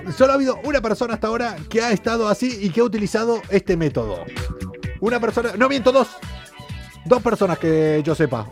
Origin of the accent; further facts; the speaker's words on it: Argentina; yo soy argentino